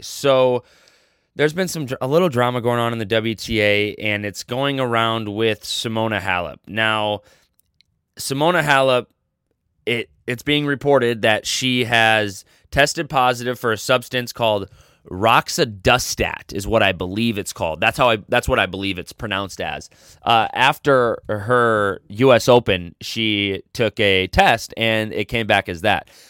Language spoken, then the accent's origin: English; United States; I'm an American